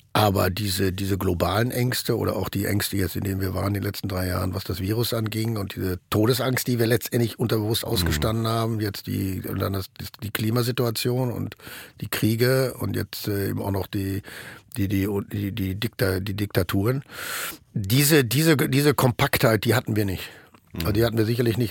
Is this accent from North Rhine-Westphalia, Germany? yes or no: yes; Ruhr area, North Rhine-Westphalia, Germany; moved away as an adult; now in Berlin, Germany; bei uns im Ruhrgebiet